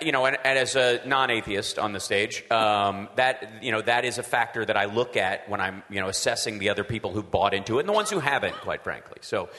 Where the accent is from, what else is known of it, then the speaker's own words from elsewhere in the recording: Peaks Mill, Kentucky, United States; At my church when I was growing up in Peaksmill, Kentucky, we had a little white Christian church in every sense of the word.